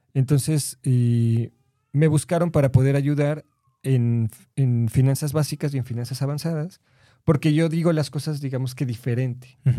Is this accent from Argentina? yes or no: no; Mexico City, Mexico; yo soy de la, de la Ciudad de México